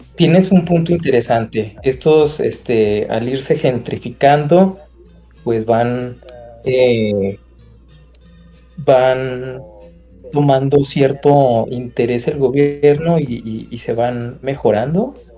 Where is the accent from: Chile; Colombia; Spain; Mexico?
Mexico; northern Mexico; yo soy del, norte de la República